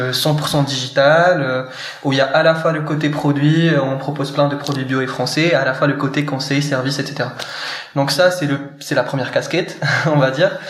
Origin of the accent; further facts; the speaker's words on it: Morocco; moved away as an adult; now in France; marocain hein, d'origine et euh, de naissance. J'ai passé mes 17 premières années au Maroc